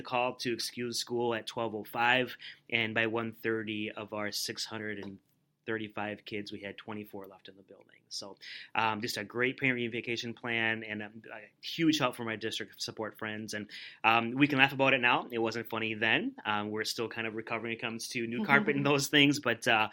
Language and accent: English; Rosemount, Minnesota, United States; I'm a lifelong Rosemount resident. I grew up in Rosemount, went to Rosemount High School